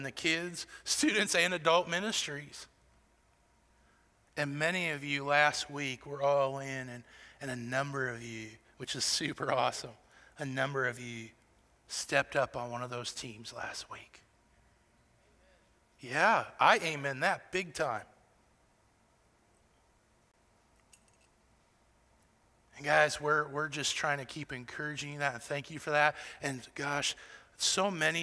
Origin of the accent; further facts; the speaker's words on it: Iowa, United States; now in Shelbyville, United States; I'm from Iowa, the best state in the country